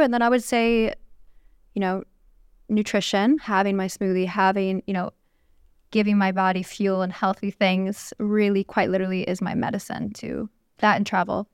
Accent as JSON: {"language": "English", "town": "Chicago", "region": "Illinois", "country": "United States", "tie": "born or raised there", "also_born_or_lived": "California", "moved": "yes", "lives_now": "Saudi Arabia", "said": "I grew up in Chicago"}